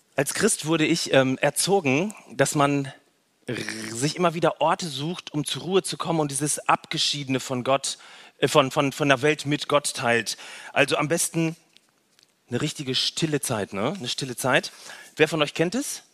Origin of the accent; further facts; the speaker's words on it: North Rhine-Westphalia, Germany; also born or lived in Berlin / Baden-Württemberg; now in Nürtingen, Germany; in Nordrhein-Westfalen, wo ich herkomme